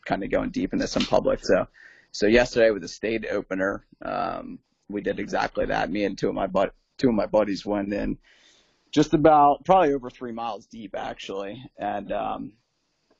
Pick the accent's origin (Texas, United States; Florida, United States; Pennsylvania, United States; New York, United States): Pennsylvania, United States; Southeast; Just a local guy, Southeast Pennsylvania